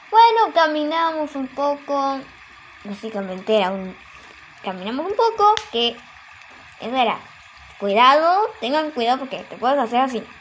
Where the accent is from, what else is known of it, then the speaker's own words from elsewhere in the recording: Argentina; Porque yo soy de Argentina y en Argentina tipo no no suele haber nieve más que pues en la montaña claro